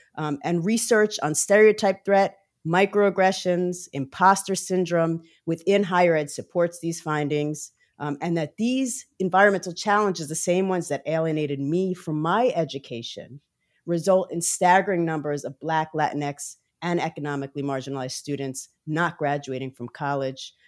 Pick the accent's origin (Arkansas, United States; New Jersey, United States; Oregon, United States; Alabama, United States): New Jersey, United States; Montclair; also born or lived in Brooklyn, New York; I'm originally from Brooklyn, New York, but grew up primarily in Montclair, New Jersey